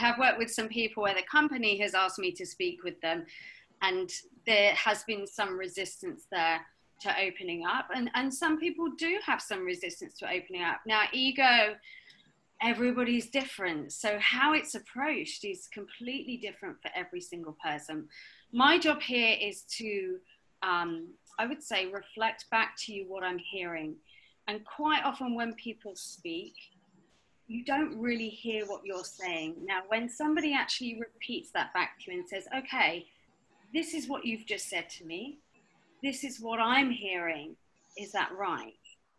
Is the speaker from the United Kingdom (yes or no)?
yes; Sheffield, Yorkshire and the Humber, United Kingdom; accent: slightly southern; now in Hong Kong; So, yes, I'm British. I've got a slightly southern accent. I have come from the south, but my home is really in Sheffield. So if I start talking to people from the north, then I start getting my northern twang back. I've been in Hong Kong for 5 years.